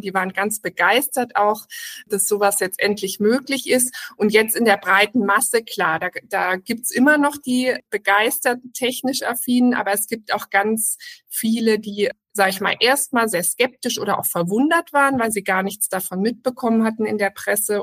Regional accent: Germany; also born or lived in Hamburg; bei uns in Deutschland

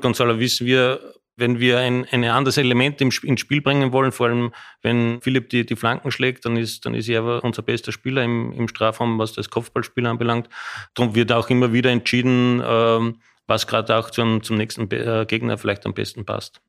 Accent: Austria; moved away as an adult; now in Frankfurt, Germany; als Österreicher

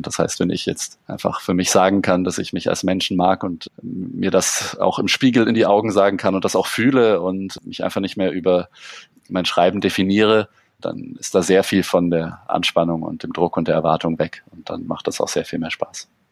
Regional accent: Allgäu, Bavaria, Germany; moved away as an adult; now in Munich, Germany; Ich bin ja auch im, im Allgäu geboren und lebe jetzt seit 13 Jahren mit, mit kleinen Unterbrechungen in München

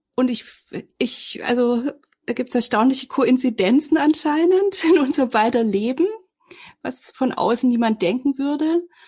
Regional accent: Filderstadt, Baden-Württemberg, Germany; ich komme aus dem Großraum Stuttgart, aus so einem, also das ist so Stuttgarter Speckgürtel, Filderstadt Bohnlanden

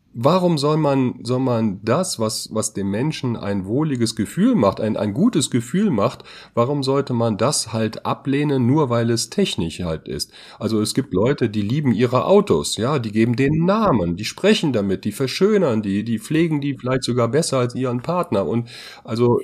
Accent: Germany; als Deutsche

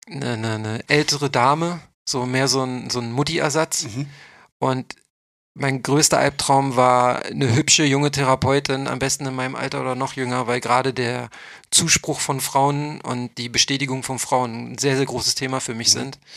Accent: Berlin, Germany; ich komme ja nur aus Neukölln. Ich habe ja nicht studiert. Ich habe ja nur mein Fachabi auf dem OSZ nachgemacht

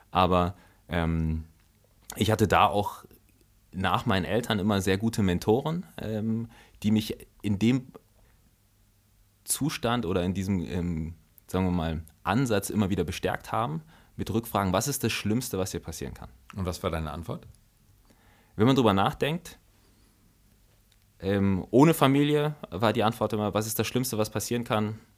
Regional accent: Germany; also born or lived in Togo; dann war die Entscheidung, dass wir äh, nach Deutschland gehen.

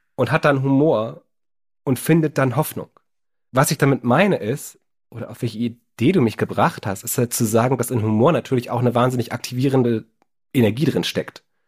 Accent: Berlin, Germany; Als Berliner

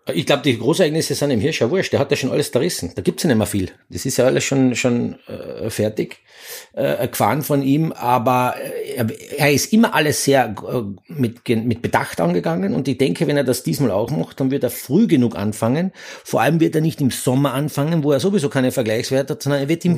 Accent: Austria; als Österreicher

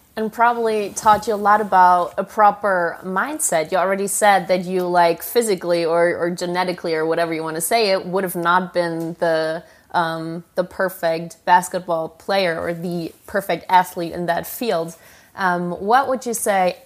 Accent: Germany; English is a second language; I am from Germany

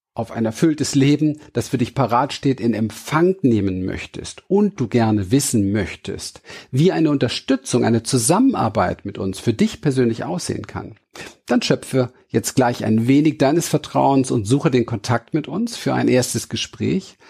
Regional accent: Berlin, Germany; Ich bin in Berlin aufgewachsen, im Hinterhof von Wedding geboren

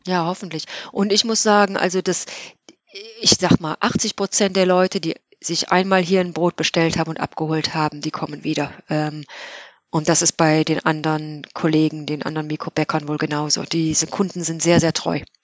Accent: Geilenkirchen, North Rhine-Westphalia, Germany; now in Cork, Ireland; von meiner Kindheit in Geilenkirchen

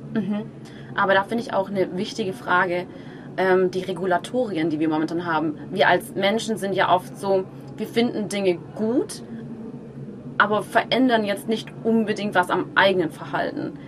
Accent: Germany; bei uns in Deutschland

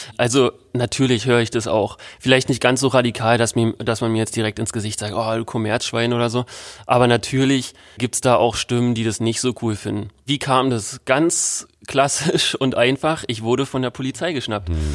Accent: Berlin, Germany; in Berlin wenn man in den 90ern groß geworden ist wie ich

